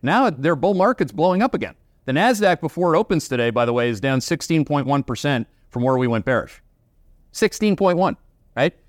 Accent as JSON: {"language": "English", "country": "Canada", "accent": "Canadian", "said": "that's with my Canadian accent"}